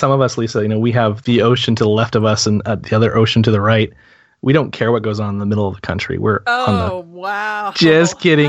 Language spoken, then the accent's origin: English; New Hampshire, United States; I'm from New England, I'm from New Hampshire.